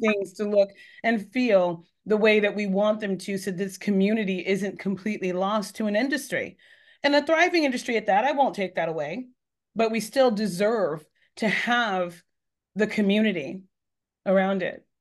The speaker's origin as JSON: {"language": "English", "region": "Northern California", "country": "United States", "tie": "born or raised there", "also_born_or_lived": "Texas", "moved": "as an adult", "lives_now": "Massachusetts, United States", "said": "I wasn't born there. I was born in Texas, but, uh, but my, but I, I grew up in California"}